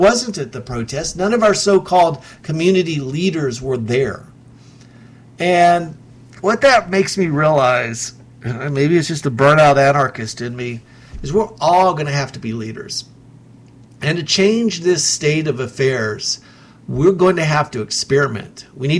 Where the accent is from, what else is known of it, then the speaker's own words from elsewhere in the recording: Knoxville, Tennessee, United States; my family's been in this town for at least five.